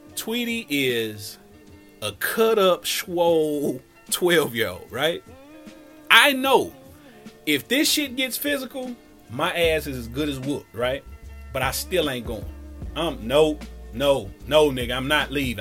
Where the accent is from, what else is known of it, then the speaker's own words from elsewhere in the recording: Cincinnati, Ohio, United States; as a kid growing up in Cincinnati